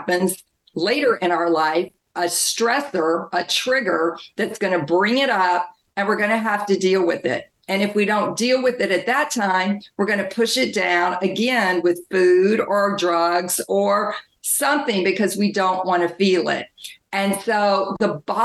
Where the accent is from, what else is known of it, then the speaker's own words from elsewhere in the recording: the South, United States; I grew up in the South in a strict religious household